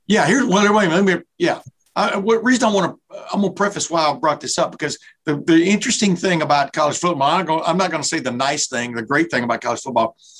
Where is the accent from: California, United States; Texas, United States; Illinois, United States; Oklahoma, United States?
Texas, United States; Lufkin; also born or lived in Ohio; now in Hilliard, United States; Lufkin, where I grew up in Lufkin, Texas